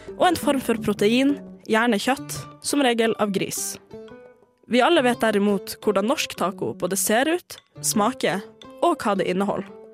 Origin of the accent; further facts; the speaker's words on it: Norway; also born or lived in Tromsø; hjemme i Norge